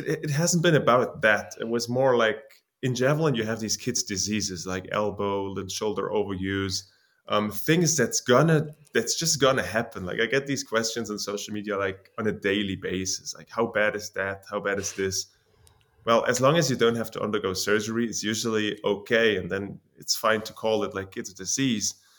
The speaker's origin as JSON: {"language": "English", "town": "Jena", "region": "Thuringia", "country": "Germany", "said": "from Germany, Jena"}